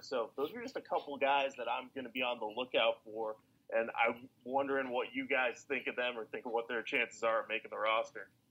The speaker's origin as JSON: {"language": "English", "town": "Boston", "region": "Massachusetts", "country": "United States", "tie": "born or raised there", "said": "my hometown team"}